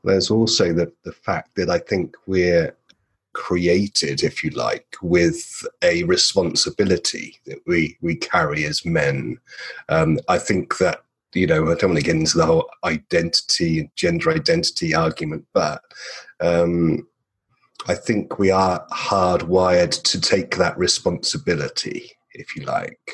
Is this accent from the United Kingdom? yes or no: yes; England, United Kingdom; moved away as an adult; now in Perth, Australia; I'm an Englishman.